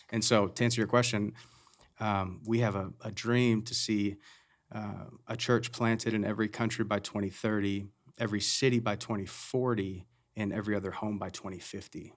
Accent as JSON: {"language": "English", "country": "United States", "said": "We're all American"}